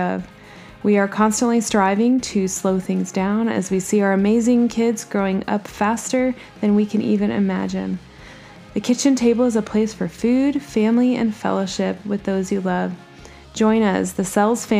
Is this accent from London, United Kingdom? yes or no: no; Bradford, Yorkshire and the Humber, United Kingdom; moved away; I was born in Bradford, England, where my father and mother